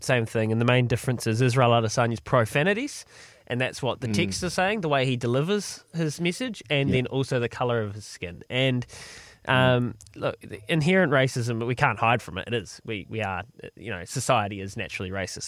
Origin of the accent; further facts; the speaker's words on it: New Zealand; they're as much New Zealander as I am